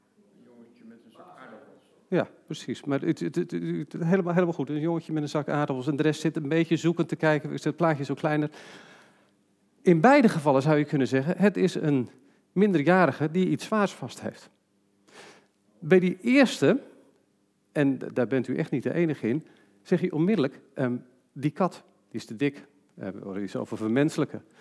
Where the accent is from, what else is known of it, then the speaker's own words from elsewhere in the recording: Netherlands; we als Nederlanders